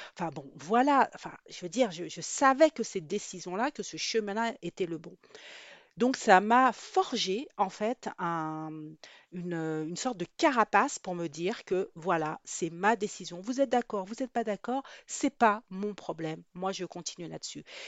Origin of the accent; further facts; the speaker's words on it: France; also born or lived in Guadeloupe; Je suis née en Guadeloupe, mais je suis mais j'ai grandi en métropole.